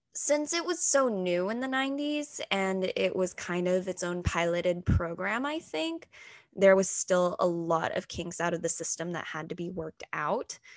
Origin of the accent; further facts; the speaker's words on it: Texas, United States; first language English; moved away as an adult; also born or lived in Anhui, China; now in New York City, United States; my dad is a southern baptist pastor in texas